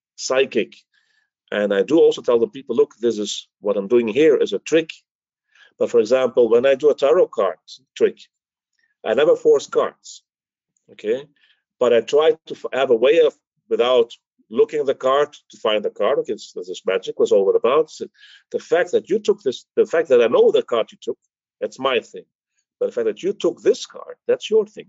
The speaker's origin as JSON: {"language": "English", "country": "Belgium", "tie": "born or raised there", "also_born_or_lived": "Greece", "moved": "yes", "said": "I was the Greek from Belgium"}